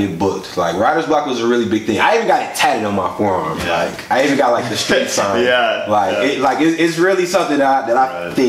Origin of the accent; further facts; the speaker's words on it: Milwaukee, Wisconsin, United States; I grew up on the north side, so, you know, growing up on the north side, we kind of have like this attitude, or like just growing up in Milwaukee